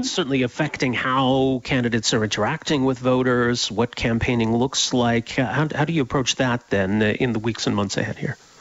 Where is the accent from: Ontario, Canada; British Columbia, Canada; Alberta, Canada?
Alberta, Canada; Edmonton; I grew up in Edmonton